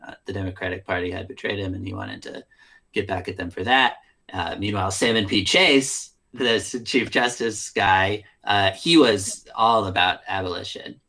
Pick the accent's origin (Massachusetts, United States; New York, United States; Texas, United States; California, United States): New York, United States; upstate; I'm also from upstate New York. I'm not from Kinderhook